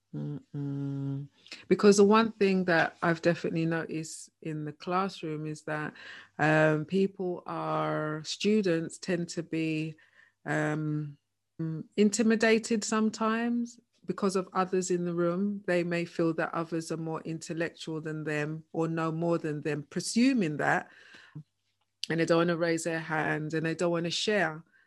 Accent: London, United Kingdom; both of us, you know, born and bred in Hackney

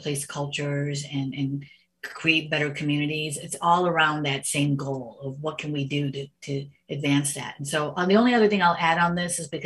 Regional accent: United States; growing up as the only Indian family in an all Italian neighborhood

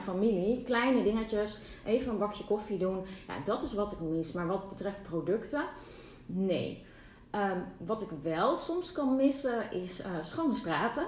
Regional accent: Netherlands; moved away as an adult; also born or lived in Barcelona, Spain; now in Castelldefels, Spain; ik een bevoorrecht mens ben als Nederlander

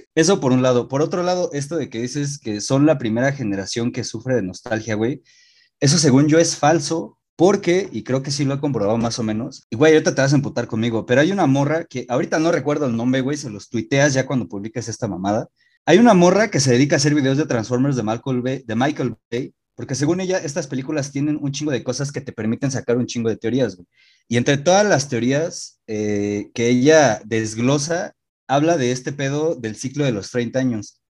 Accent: Mexico; yo he vivido 27 años aquí, güey, toda la vida

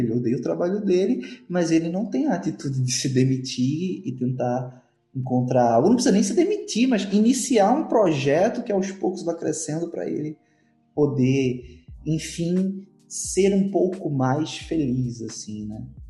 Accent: Northeast Region, Brazil; eu já sou do Nordeste

